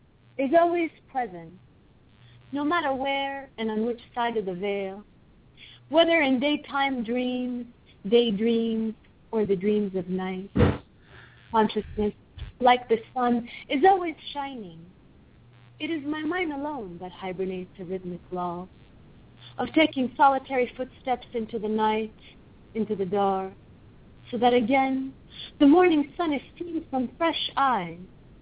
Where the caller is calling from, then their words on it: Los Angeles, California, United States; Los Angeles, Central Los Angeles.